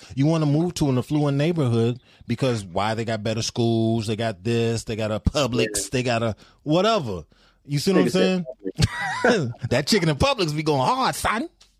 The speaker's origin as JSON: {"language": "English", "region": "Louisiana", "country": "United States", "said": "I'm from Louisiana, where they still have sundown towns."}